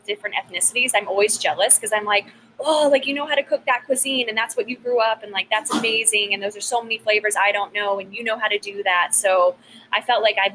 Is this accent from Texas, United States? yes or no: yes; Texas, United States; how I grew up, you know, it's the Texan, it's the mom cooking